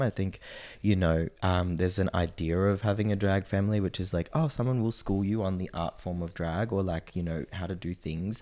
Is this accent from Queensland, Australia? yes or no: yes; Noosa, Queensland, Australia; born or raised there; also born or lived in Sydney, Australia; now in Brisbane, Australia